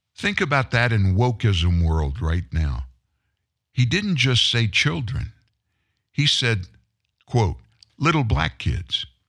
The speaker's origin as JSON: {"language": "English", "region": "the South", "country": "United States", "tie": "born or raised there", "said": "I grew up in the South"}